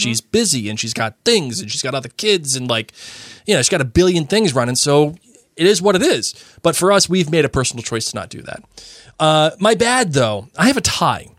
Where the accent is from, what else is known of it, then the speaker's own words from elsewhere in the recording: Massachusetts, United States; I grew up in Massachusetts